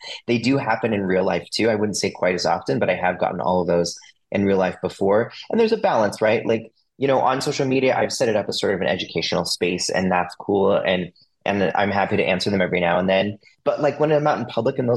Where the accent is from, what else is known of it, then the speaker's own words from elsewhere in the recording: United States; also born or lived in Salt Lake City, Utah; now in Toronto, Canada; I'm originally from the United States.